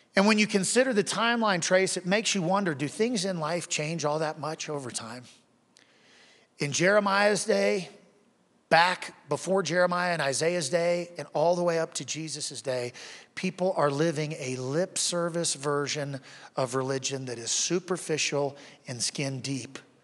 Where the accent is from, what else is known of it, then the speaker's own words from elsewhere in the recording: Wichita, Kansas, United States; I grew up in Wichita, Kansas